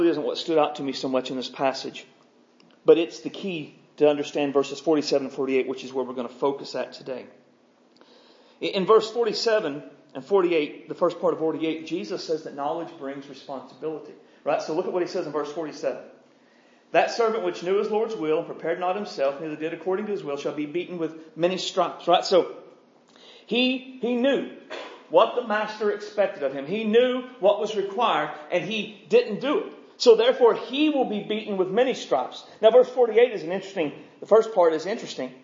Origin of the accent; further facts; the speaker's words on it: United States; us as American Christians